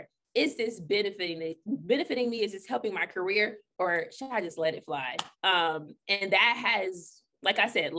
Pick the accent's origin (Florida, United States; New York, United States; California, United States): Florida, United States; Orlando; I interned in Orlando at Wesh 2 in my hometown